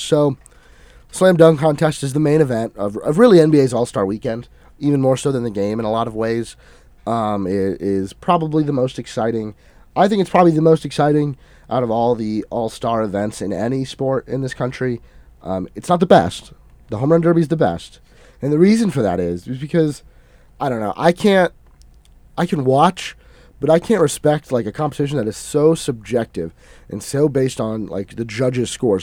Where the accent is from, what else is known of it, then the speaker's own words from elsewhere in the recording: Tampa, Florida, United States; my hometown team, the Tampa Bay Vipers